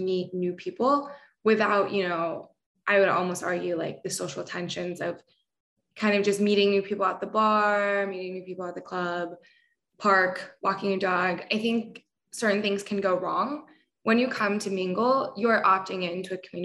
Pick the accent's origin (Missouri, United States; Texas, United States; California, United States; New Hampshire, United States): California, United States; Bay Area; moved away as an adult; now in New York, United States; I grew up in California, Bay Area. I moved to New York, I think exactly like 12 months ago.